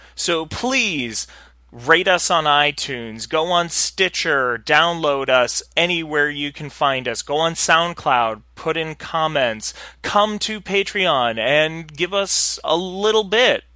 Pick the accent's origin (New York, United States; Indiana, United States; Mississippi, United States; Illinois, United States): New York, United States; I'm a New Yorker